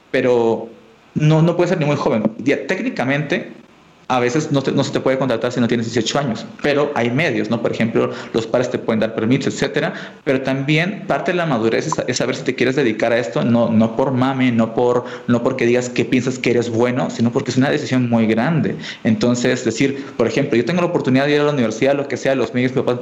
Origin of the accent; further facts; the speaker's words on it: Colombia; Yo vengo de Colombia y esta palabra no, no, es tan dura